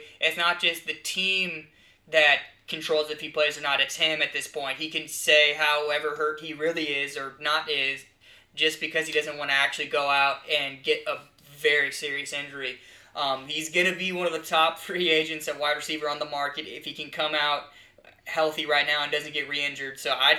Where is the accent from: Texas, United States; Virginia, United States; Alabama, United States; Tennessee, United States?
Texas, United States; Houston; we're from Houston